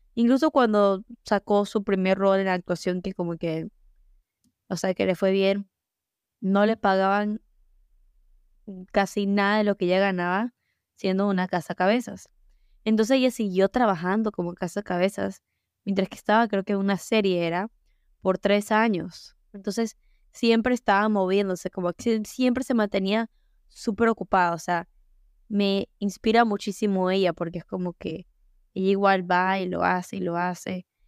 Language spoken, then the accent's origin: Spanish; United States; Mi papá es dominicano, mi mamá es ecuatoriana y yo nací en Estados Unidos.